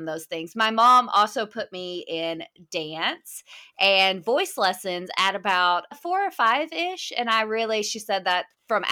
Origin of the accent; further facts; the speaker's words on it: Hot Springs, Arkansas, United States; I was raised about an hour from where I live now in Hot Springs, Arkansas